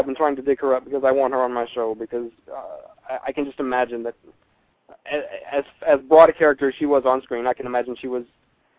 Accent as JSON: {"language": "English", "region": "Texas", "country": "United States", "said": "I'm from Texas"}